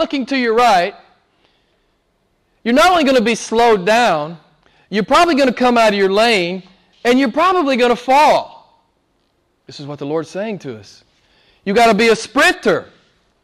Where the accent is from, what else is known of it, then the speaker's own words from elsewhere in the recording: the South, United States; moved away; I'm from the South in the U.S.